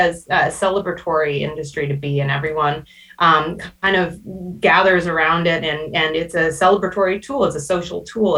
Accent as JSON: {"language": "English", "town": "Winnipeg", "region": "Manitoba", "country": "Canada", "tie": "born or raised there", "also_born_or_lived": "Purdue University, Indiana", "moved": "as an adult", "said": "I grew up in Winnipeg, Manitoba"}